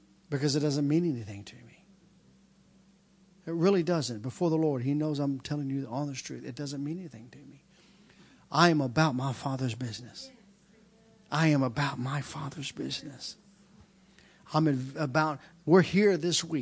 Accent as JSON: {"language": "English", "country": "United States", "said": "I'm an American"}